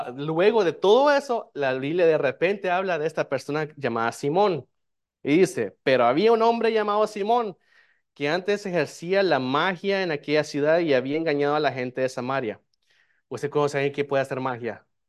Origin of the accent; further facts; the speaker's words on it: El Salvador; now in United States; yo soy de El Salvador